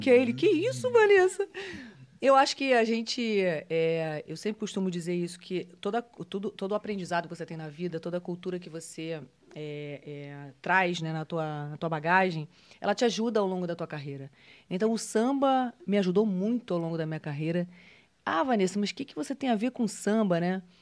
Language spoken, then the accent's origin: Portuguese; Rio de Janeiro, Brazil; Eu sou é carioca, é nascida na Tijuca.